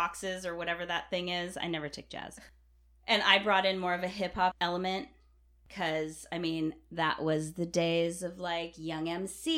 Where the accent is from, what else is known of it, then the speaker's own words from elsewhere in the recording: Los Gatos, California, United States; also born or lived in Carmel / Hawaii; I moved from Carmel to Los Gatos